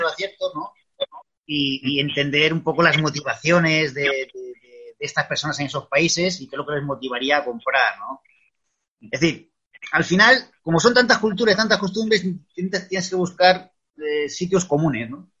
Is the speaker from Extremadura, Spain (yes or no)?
yes; Extremadura, Spain; moved away; also born or lived in Madrid; he vuelto lo que es a la tierra, a mi tierra, que es Extremadura